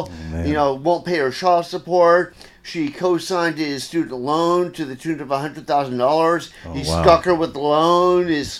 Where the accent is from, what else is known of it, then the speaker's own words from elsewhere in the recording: Gainesville, Florida, United States; This, well, everywhere, because my dad's Army. Oh, so okay. Most of this happened in Gainesville, Florida.